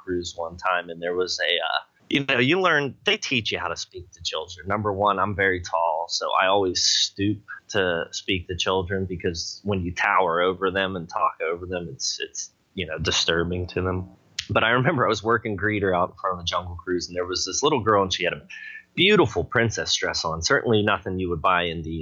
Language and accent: English; Pittsburgh, Pennsylvania, United States; moved away; I come from Pittsburgh. We're a union area.